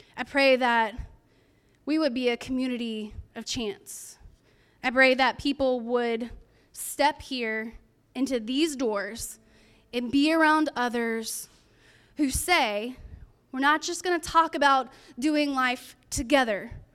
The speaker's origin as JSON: {"language": "English", "region": "California", "country": "United States", "said": "I'm from California"}